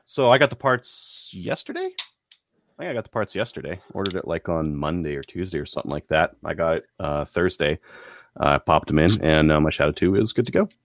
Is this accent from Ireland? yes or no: no; Canada; as a Canadian